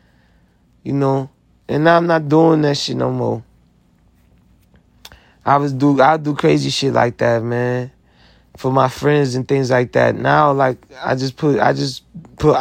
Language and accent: English; United States; I'm American. I sacrificed a lot to be American.